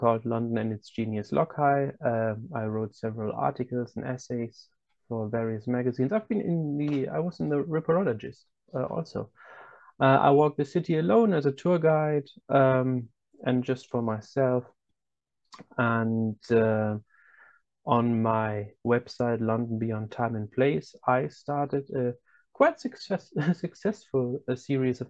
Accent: Germany; I'm from Germany, and I am German, as you can already tell by my name

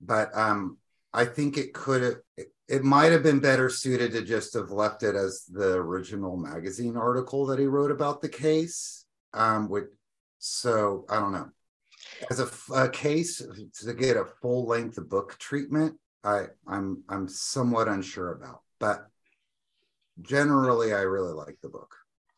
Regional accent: Texas, United States; I grew up in Texas

